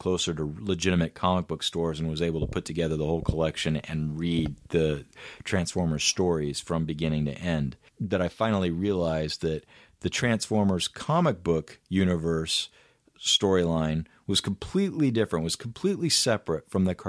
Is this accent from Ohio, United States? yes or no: no; Kansas, United States; I grew up in the Bible Belt in the center of Kansas